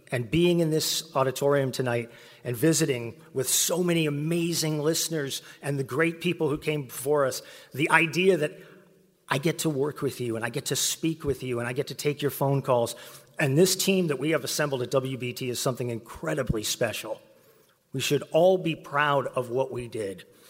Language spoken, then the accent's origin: English; West Texas, United States; now in Charlotte, United States; I grew up in West Texas